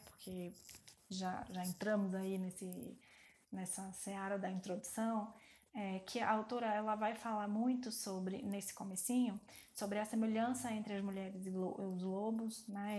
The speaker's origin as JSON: {"language": "Portuguese", "town": "Salvador", "region": "Bahia", "country": "Brazil", "moved": "yes", "lives_now": "São Paulo, Brazil", "said": "eu vim de Salvador"}